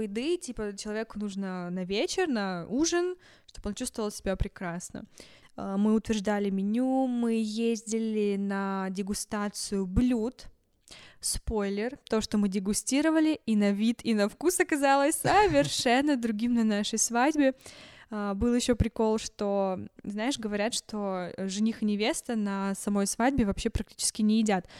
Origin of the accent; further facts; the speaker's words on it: Yekaterinburg, Sverdlovsk Oblast, Russia; мы из Екатеринбурга